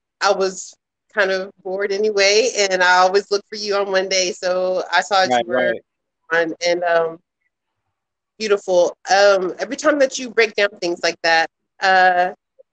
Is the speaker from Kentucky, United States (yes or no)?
yes; Kentucky, United States; I'm in Kentucky, y'all. I'm in Louisville. That sounds like I really am. Yeah, I'm from Kentucky.